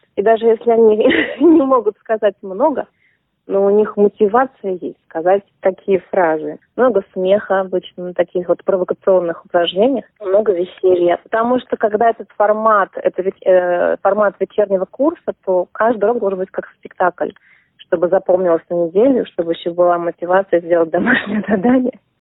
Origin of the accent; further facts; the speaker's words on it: Saint Petersburg, Russia; now in Australia; Я родилась и выросла в Петербурге.